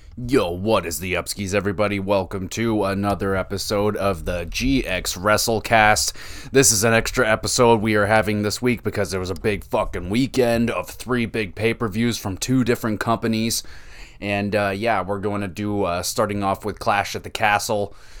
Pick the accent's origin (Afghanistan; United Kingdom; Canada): Canada; I'm Canadian